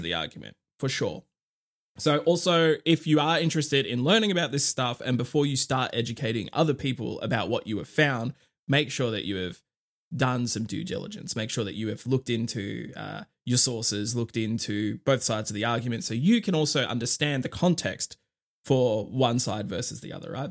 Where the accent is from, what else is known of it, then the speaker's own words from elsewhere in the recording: Australia; I'm Australian